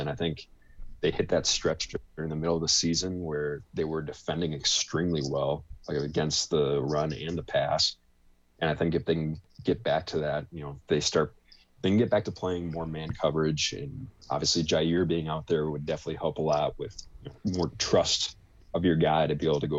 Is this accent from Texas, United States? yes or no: no; Green Bay, Wisconsin, United States; I'm born and raised in the Green Bay area